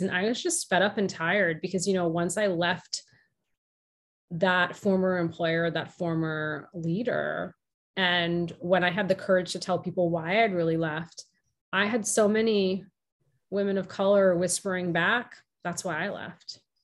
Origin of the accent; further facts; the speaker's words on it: outside of Boston, Massachusetts, United States; My younger brother and I were born and raised in the US. And I grew up outside of Boston